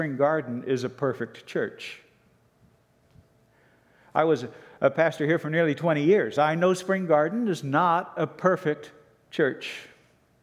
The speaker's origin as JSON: {"language": "English", "country": "Canada", "said": "Canadians, but as Canadian Christians"}